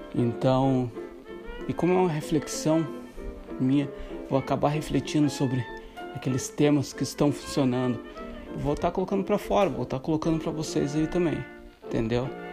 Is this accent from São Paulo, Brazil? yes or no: no; Santa Catarina, Brazil; eu sou do Sul. Sou só, sou de Santa, sou de Santa Catarina